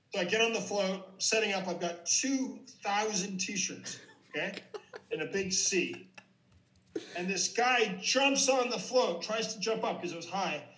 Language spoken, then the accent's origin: English; Ottawa, Ontario, Canada; my hometown hockey team, the Senators